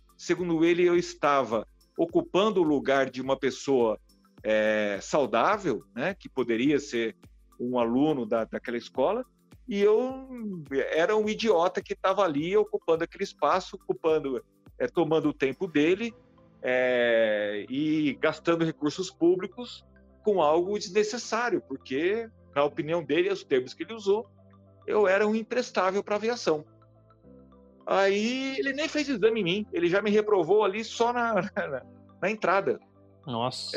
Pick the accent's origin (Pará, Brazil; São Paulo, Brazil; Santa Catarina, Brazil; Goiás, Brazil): São Paulo, Brazil; São José do Rio Preto; moved away as an adult; now in São Paulo, Brazil; eu morava no interior, morava em Rio Preto, eu sou, sou lá de São José do Rio Preto, no interior de São Paulo